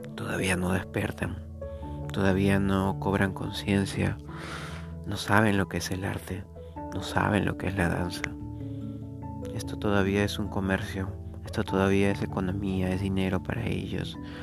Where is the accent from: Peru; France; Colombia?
Peru; en mi país, en Perú, donde vivo